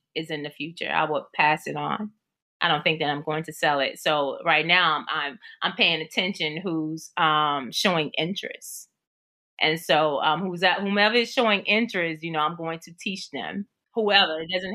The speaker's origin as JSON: {"language": "English", "region": "Texas", "country": "United States", "said": "I'm in Atlanta, Georgia right now. I'm from Texas"}